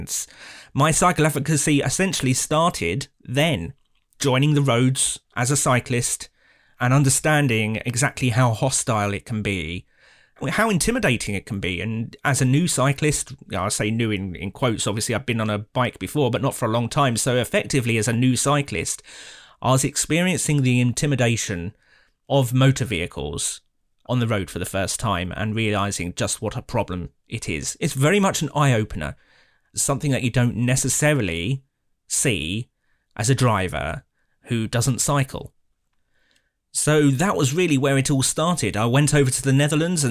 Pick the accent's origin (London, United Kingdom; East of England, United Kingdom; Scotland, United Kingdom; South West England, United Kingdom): East of England, United Kingdom; Chelmsford; moved away as an adult; now in Nuneaton, United Kingdom; I'm from Nuneaton, not originally from Nuneaton. I'm originally an Essex boy from Chelmsford. Moved into Nuneaton in 2012